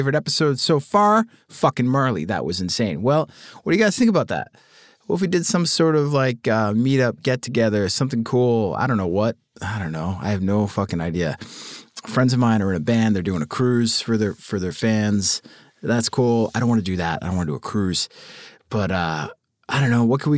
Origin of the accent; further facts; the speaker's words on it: Cleveland, Ohio, United States; He is from Pittsburgh and I'm from Cleveland